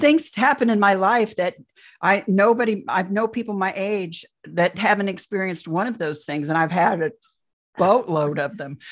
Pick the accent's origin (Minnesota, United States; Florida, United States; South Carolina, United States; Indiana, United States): Indiana, United States; I'm from Indiana, Midwest girl, born and raised, never went anywhere else